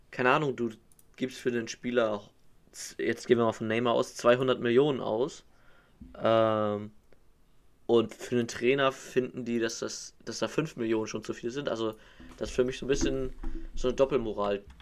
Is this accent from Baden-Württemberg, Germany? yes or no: no; Hamburg, Germany; selbst als Hamburger würde ich